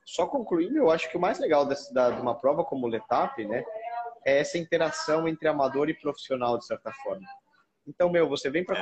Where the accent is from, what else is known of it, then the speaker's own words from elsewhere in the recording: Brazil; fiquei muito, muito orgulhoso de falar sou brasileiro